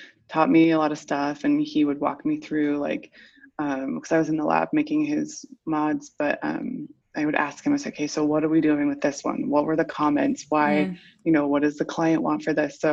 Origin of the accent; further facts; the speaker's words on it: United States; moved away as an adult; also born or lived in New York; now in Paris, France; I am American